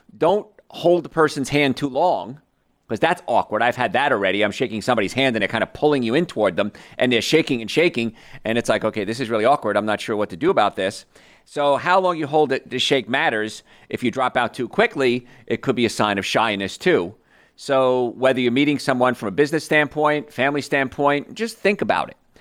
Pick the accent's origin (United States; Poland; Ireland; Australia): United States; around New York; I grew up around New York